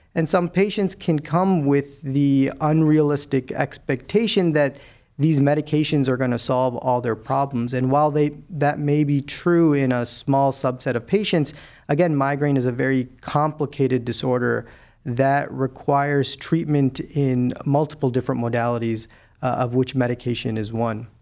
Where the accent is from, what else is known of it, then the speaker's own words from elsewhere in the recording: Chicago, Illinois, United States; moved away as an adult; also born or lived in Milwaukee / Cleveland; I'm a Midwesterner through and through. I was born and raised in Chicago